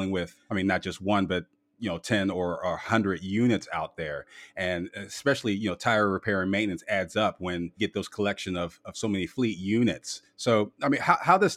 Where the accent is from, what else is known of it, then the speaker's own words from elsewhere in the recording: Canton, Ohio, United States; my hometown of Canton, Ohio